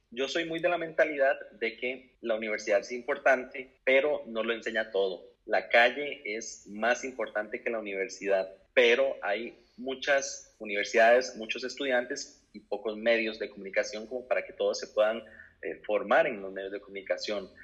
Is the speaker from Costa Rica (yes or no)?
yes; Costa Rica; moved away as an adult; now in Spain; soy periodista de Costa Rica